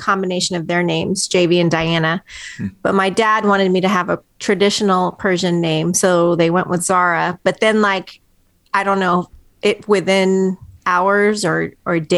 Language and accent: English; California, United States; moved away as an adult; also born or lived in Tehran, Iran / London, United Kingdom; now in Tennessee, United States; I grew up in California, lived there my whole life until I moved here to Tennessee 7 years ago